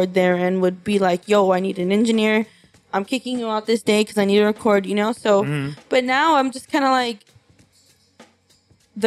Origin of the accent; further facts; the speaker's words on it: Los Angeles, California, United States; I'm from East LA. You know, I'm a second generation Mexican.